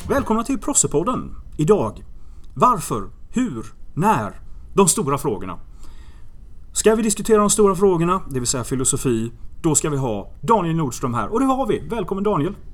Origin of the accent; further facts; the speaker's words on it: Gothenburg, Västra Götaland, Sweden; ute i Göteborg där jag växte upp